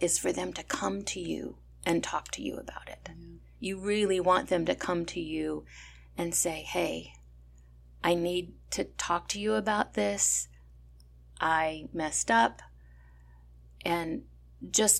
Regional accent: California, United States; I was born and raised in California

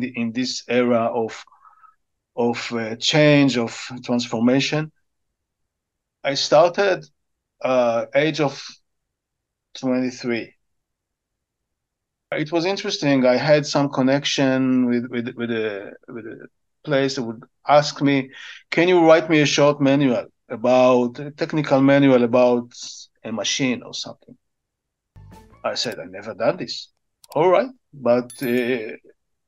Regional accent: Israel; I'm from Israel

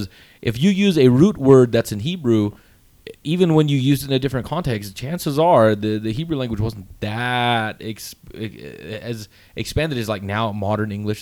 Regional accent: Texas, United States; I'm from Texas

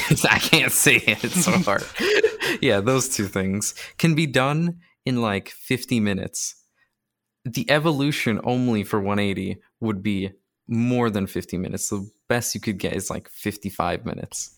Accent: Canada; I'm also Canadian

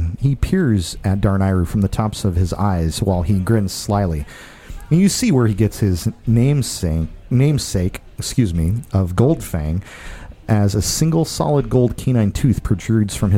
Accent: Rainier, Washington, United States; Like Yelm. I'm from Rainier.

